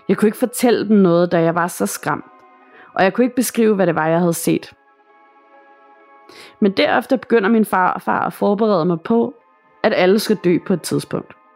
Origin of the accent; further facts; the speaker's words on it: Northern Greenland, Greenland; Jeg vil gerne fortælle, hvad jeg oplevede, da jeg var barn i Nordgrønland, hvor jeg kommer fra.